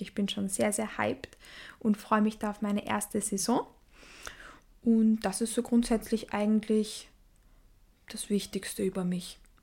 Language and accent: German; Vienna, Austria; Ich komme aus Wien. Ich lebe auch in Wien.